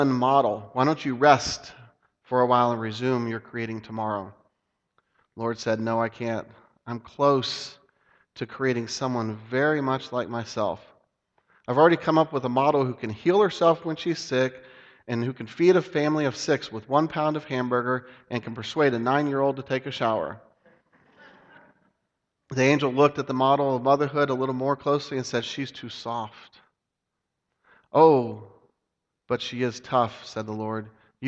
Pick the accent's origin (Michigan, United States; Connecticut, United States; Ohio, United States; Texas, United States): Ohio, United States; Dayton; where I grew up in Dayton, Ohio